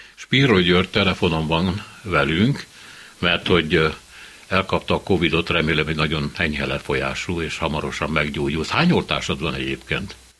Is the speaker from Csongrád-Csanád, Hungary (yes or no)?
yes; Hódmezővásárhely, Csongrád-Csanád, Hungary; moved away as an adult; now in Budapest, Hungary; én Hódmezővásárhelyen születtem, én 18 éves koromban elmenekültem abból a kisvárosból